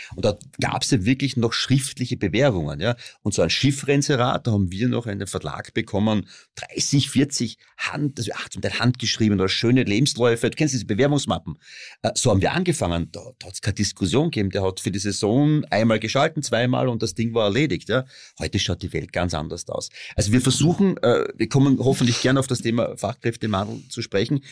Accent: Styria, Austria; ich komme aus der Steiermark

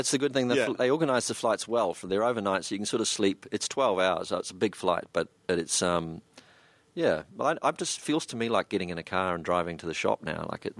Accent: New Zealand; suddenly it was being a New Zealander and standing in the middle of a group of people and really not saying hardly anything

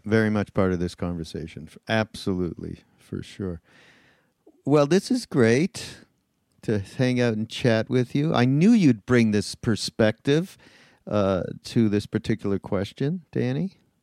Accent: Canada; now in United States; I'm from Canada

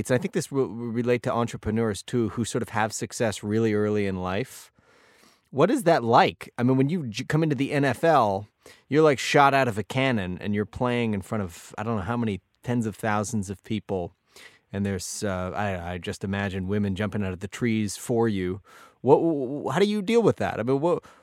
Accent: Canada; I'm a Canadian, and I didn't understand what the positions were

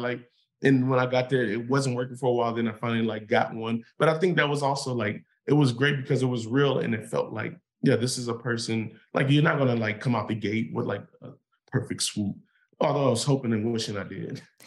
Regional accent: Inglewood, California, United States; when I grew up in Inglewood

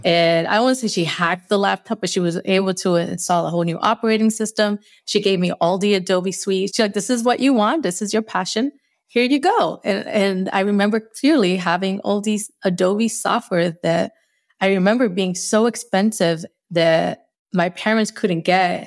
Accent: Northeast, United States; accent: Northeast; Spanglish; first language Spanish; English is a second language; I might have my, my little Northeast accent, my little Spanglish accent.

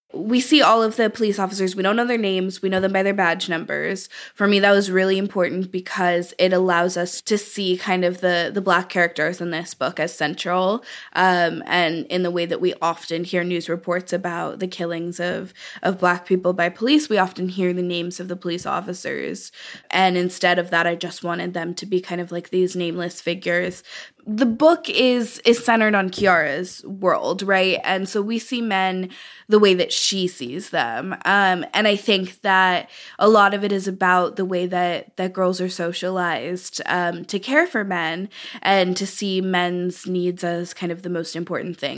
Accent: Oakland, California, United States; I was born and raised in Oakland. I still live in Oakland, California

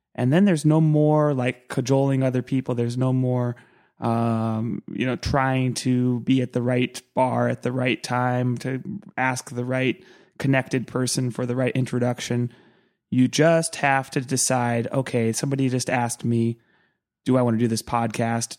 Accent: Santa Cruz, California, United States; I grew up in Santa Cruz

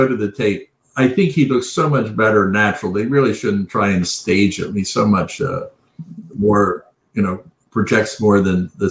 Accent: United States

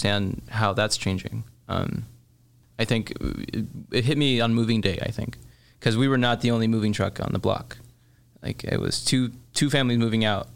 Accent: Chicago, Illinois, United States; also born or lived in Mexico; growing up in Chicago

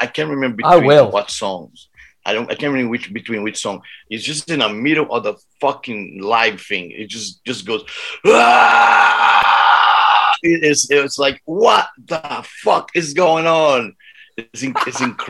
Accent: Brazil; I'm from Brazil.

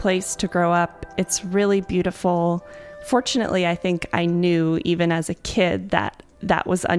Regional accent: Jackson, Wyoming, United States; I was born and raised in Jackson Hole, Wyoming.

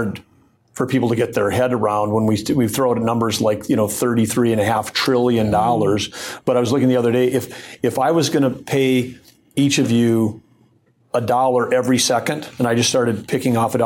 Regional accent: North Dakota, United States; born or raised there

